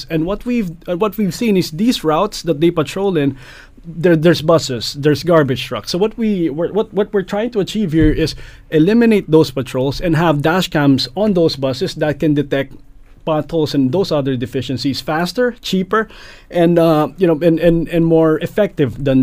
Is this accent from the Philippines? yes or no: yes; Philippines; moved away as an adult; now in Canada; I came from the Philippines.